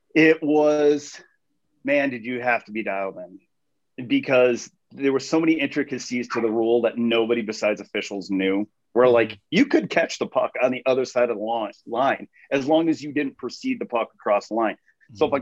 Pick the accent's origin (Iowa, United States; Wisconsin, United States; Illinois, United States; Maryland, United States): Iowa, United States; Mason City; also born or lived in Minneapolis, Minnesota; I grew up in Mason City, Iowa